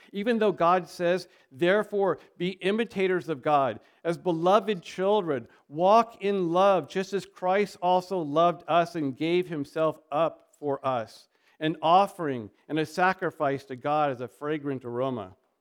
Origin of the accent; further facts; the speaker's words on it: United States; we are an American